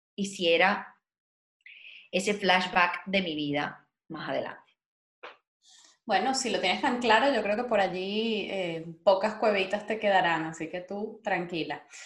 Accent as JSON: {"language": "Spanish", "country": "Venezuela", "said": "que somos como país, que somos como venezolanos"}